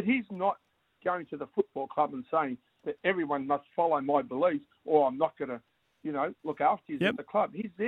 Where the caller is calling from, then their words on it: Mornington, Victoria, Australia; I'm from Mornington.